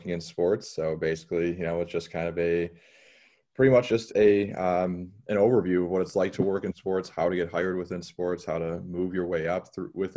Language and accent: English; Trenton, Michigan, United States; also born or lived in Toledo; I'm from the Detroit area. I'm about 20 minutes south of Detroit. It's a city called Trenton